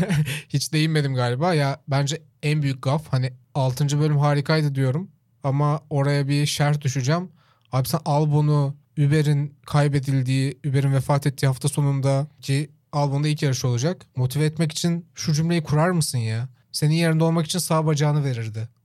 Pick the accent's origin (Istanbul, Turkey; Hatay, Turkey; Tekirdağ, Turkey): Tekirdağ, Turkey; Çorlu; benim işte büyüdüğüm yerde de mesela Çorlu'da Kenan Gıda vardı.